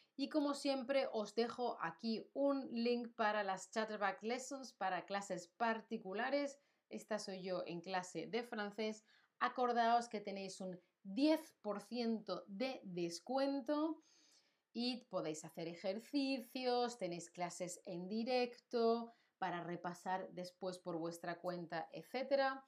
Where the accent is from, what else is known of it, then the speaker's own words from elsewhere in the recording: Spain; now in Germany; yo vivo en Alemania, pero soy de España